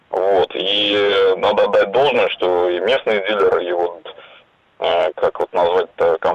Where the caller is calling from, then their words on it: Ulyanovsk, Ulyanovsk Oblast, Russia; Я из Ульяновска звоню.